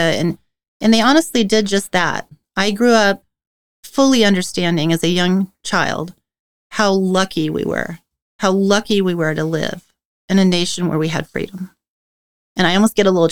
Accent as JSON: {"language": "English", "area": "the Northwest", "region": "Pacific Northwest", "country": "United States", "tie": "born or raised there", "said": "I was born here in the Northwest to parents who fled from communism"}